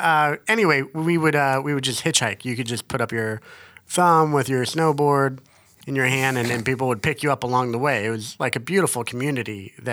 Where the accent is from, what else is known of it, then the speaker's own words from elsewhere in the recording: Kansas, United States; I'm from Kansas